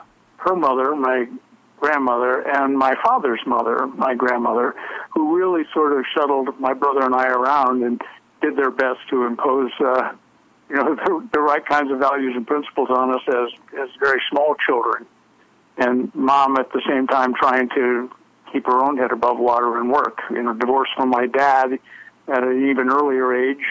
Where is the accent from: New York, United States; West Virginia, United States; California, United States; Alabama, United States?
Alabama, United States; also born or lived in Florida; We're from Alabama originally